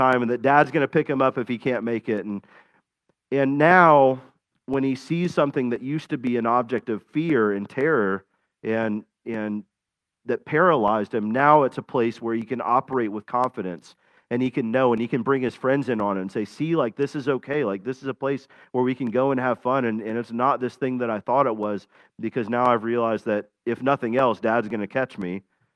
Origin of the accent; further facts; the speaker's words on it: Florida, United States; I grew up in Florida